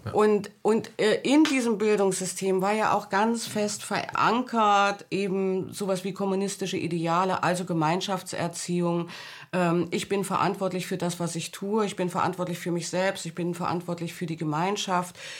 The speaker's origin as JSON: {"language": "German", "region": "Thuringia", "country": "Germany", "tie": "born or raised there", "also_born_or_lived": "Leipzig / West Berlin / Hamburg", "moved": "yes", "said": "Ich bin in Thüringen an der Grenze zu Westdeutschland aufgewachsen."}